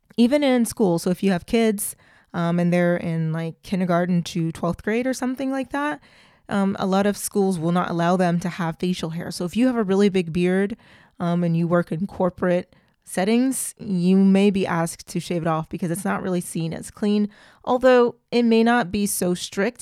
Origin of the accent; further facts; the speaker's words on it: United States; also born or lived in Clermont-Ferrand, France; I'm very American.